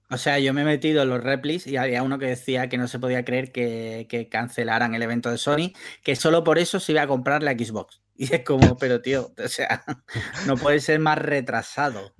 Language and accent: Spanish; Andalusia, Spain; soy andaluz